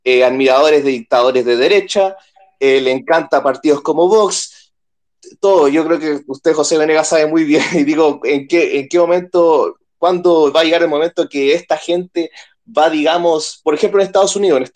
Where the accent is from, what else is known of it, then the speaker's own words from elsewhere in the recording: Chile; yo soy de Chile. Acá en Chile